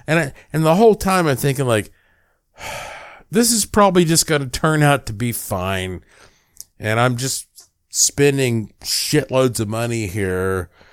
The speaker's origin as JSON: {"language": "English", "town": "Asheville", "region": "North Carolina", "country": "United States", "tie": "born or raised there", "said": "I was born in Asheville, North Carolina."}